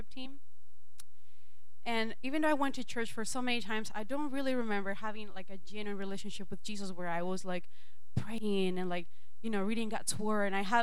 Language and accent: English; Venezuela; English is a second language; moved away as an adult; now in United States; when I was in Venezuela, I grew up in a Christian home.